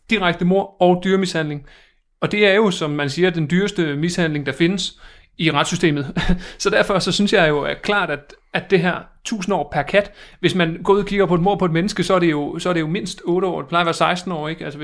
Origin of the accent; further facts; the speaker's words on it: Viborg, Central Denmark Region, Denmark; Altså jeg kommer fra Viborg, og der har vi altid gjort det, at vi har sagt 1,1 år per kat.